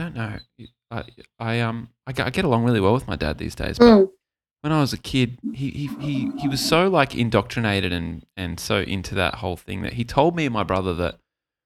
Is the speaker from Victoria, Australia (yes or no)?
no; Gold Coast, Queensland, Australia; I grew up on the Gold Coast